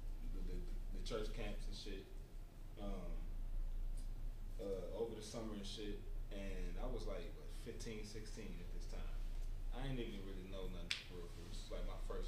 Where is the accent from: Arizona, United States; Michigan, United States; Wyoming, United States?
Michigan, United States; Detroit; I'm from Detroit